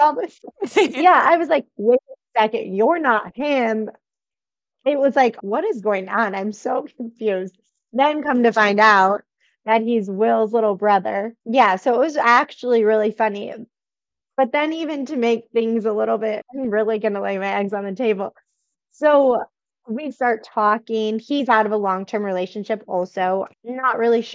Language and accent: English; right outside of the Twin Cities, Minnesota, United States; I grew up in Minnesota, right outside of the Twin Cities, not in the rodeo world.